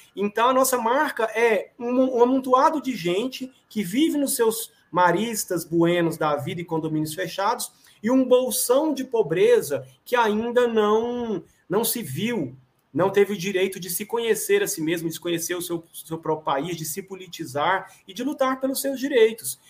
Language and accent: Portuguese; Brazil; Nós, enquanto brasileiros e brasileiras